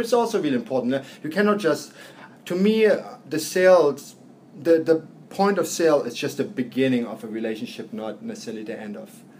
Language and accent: English; Berlin, Germany; now in New York, United States; I grew up in Berlin. We see it here in New York.